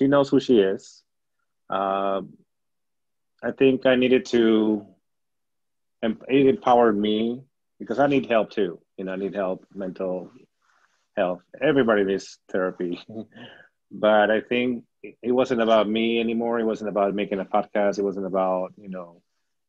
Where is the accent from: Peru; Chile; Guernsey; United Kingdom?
Peru; accent: Peruvian; now in United States; growing up in Peru, I was living by the beach